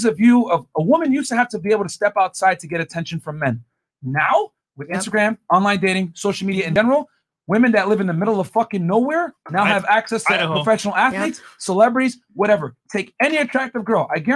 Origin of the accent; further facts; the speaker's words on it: Connecticut, United States; I'm from Connecticut